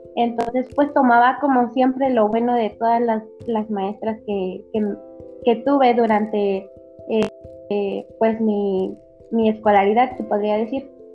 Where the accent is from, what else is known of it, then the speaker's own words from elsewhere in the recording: Querétaro, Mexico; also born or lived in Hidalgo; yo soy del estado de Querétaro, de un municipio de Querétaro